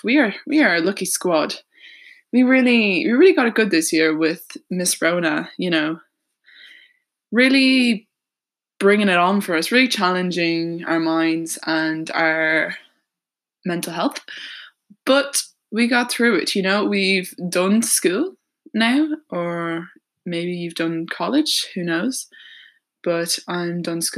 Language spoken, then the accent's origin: English; Ireland; I'm 18 years old and I'm from Ireland.